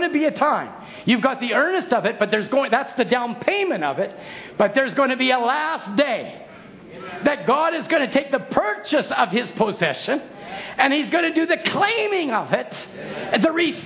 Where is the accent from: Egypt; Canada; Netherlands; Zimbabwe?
Canada; Chilliwack, British Columbia; When I grew up in Chilliwack, I grew up the valley